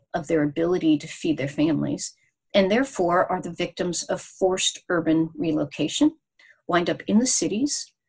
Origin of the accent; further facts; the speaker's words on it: United States; we as American Christians